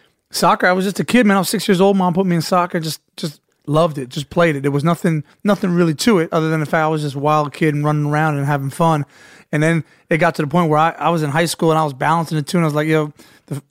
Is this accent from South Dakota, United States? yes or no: no; New Jersey, United States; moved away as an adult; also born or lived in Manchester; I was from New Jersey.